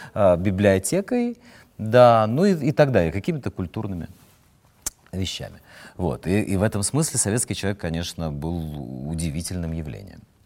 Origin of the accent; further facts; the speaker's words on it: Odesa, Odesa Oblast, Ukraine; now in Moscow, Russia; Я, я не, не стал москвичом. Я остаюсь с одесситом